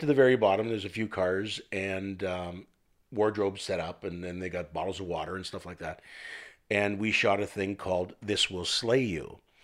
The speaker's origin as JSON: {"language": "English", "country": "Canada", "said": "I'm French Canadian"}